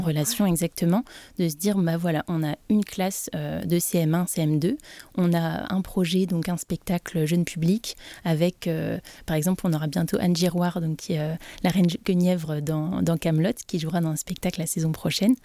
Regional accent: Brest, Brittany, France; moved away as an adult; now in Nantes, France; je suis originaire de Brest

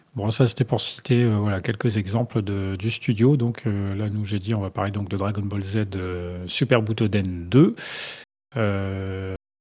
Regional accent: France; en tant que Français

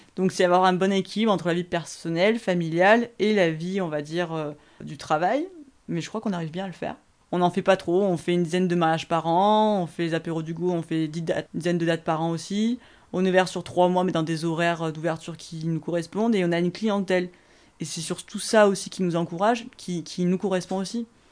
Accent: Aix-en-Provence, Provence-Alpes-Côte d'Azur, France; je vivais ici, chez moi à Terre Hugo

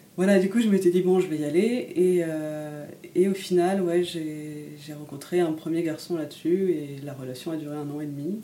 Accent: Paris, Île-de-France, France; moved away as an adult; now in Lille, France; j'ai grandi à Paris

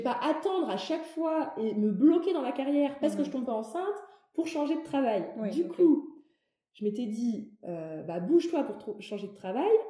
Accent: Metz, Grand Est, France; moved away as an adult; also born or lived in Paris; j'ai grandi à Metz. Pour mes études, je suis partie à Paris

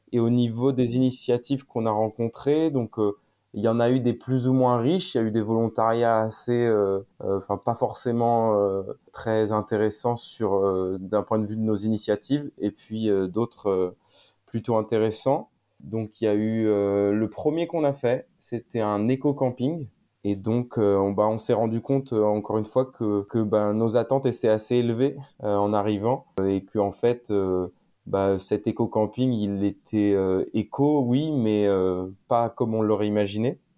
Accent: Saint-Malo, Brittany, France; je viens de Bretagne, plutôt euh, de Saint-Malo

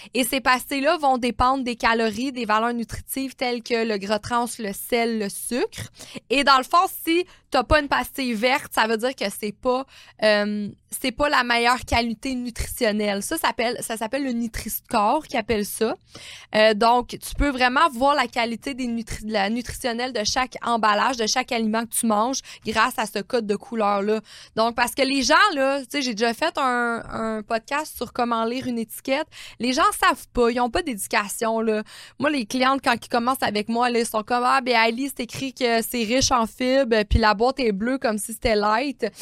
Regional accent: Quebec, Canada; nous, on a été élevés hein, au Québec

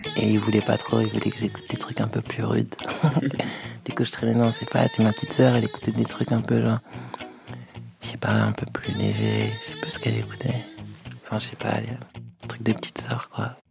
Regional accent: Cergy, Île-de-France, France; de base je viens de Sergi

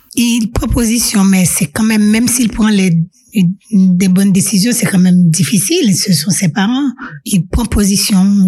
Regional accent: Haiti; moved away as an adult; also born or lived in Singapore; now in Switzerland; en tant que jeune en grandissant en Haïti

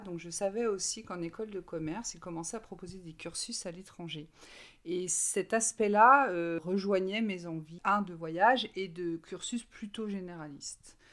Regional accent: Brittany, France; j'ai 48 euh, ans et je viens de Bretagne.

